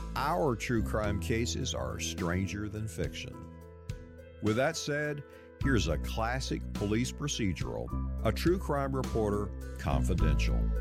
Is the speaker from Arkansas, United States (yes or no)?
no; Texas, United States; growing up in the Baptist Church in Texas